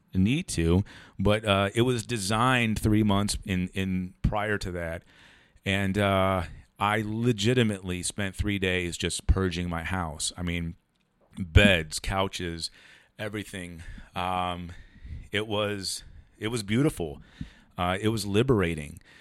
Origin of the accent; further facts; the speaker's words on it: Ohio, United States; moved away as an adult; also born or lived in San Diego; we're all from Ohio